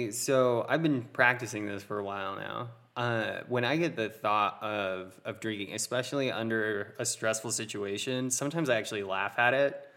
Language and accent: English; Utah, United States; But We're from Utah, man. You gotta gotta be familiar with it.